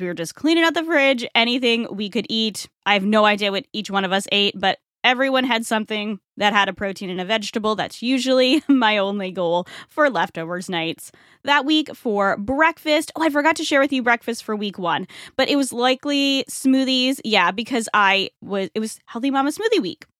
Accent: Rhode Island, United States; now in Tampa Bay area, United States; Rhode Island, my home state

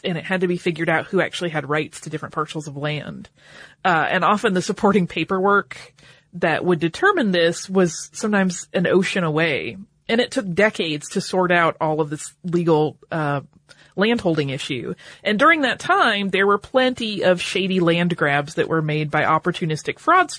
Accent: Arizona, United States; born there; which is hilarious because I was born in Arizona.

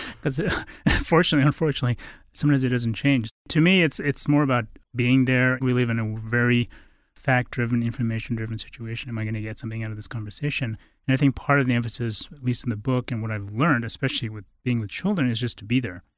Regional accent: Bodh Gaya, Bihar, India; also born or lived in Halifax, Nova Scotia; now in Boulder, United States; I was raised in India, uh, with my mother. we were in a Tibetan refugee situation

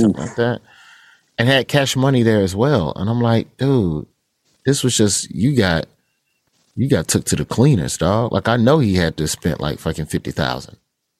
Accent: Birmingham, Alabama, United States; my hometown of Birmingham, Alabama

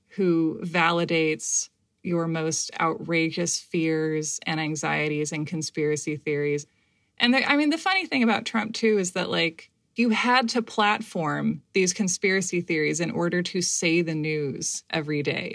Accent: United States; I, uh, have only experienced being an American

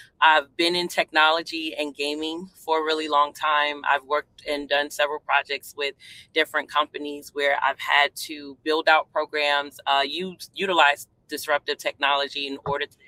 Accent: New York City, New York, United States; also born or lived in Hampton Roads, Virginia; now in Virginia, United States; I'm originally from Brooklyn, New York

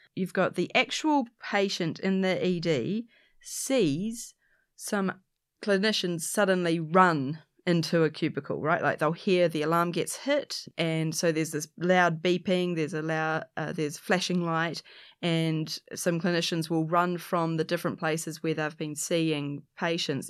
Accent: New Zealand; it's in Auckland, Aotearoa, New Zealand, I'm a Kiwi, I'm a Pakeha, this is my, this is my home

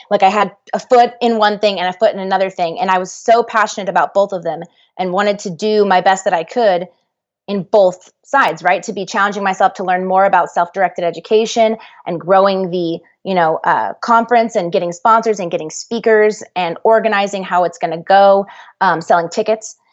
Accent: Dallas, Texas, United States; I'm from Dallas

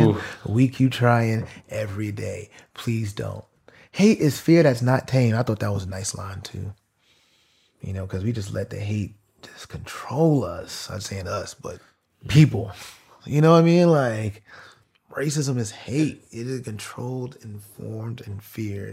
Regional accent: New York, United States; I'm from New York. So, like, being from New York

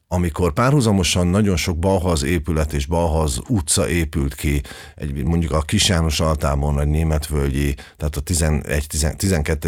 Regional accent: Budapest, Hungary; Én abban az újlipotvárosi részben nőttem föl

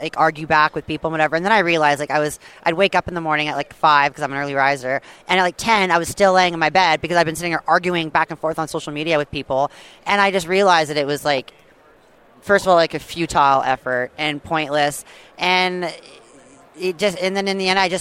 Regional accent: Vancouver Island, British Columbia, Canada; I grew up on the West Coast, BC, right? On Vancouver Island

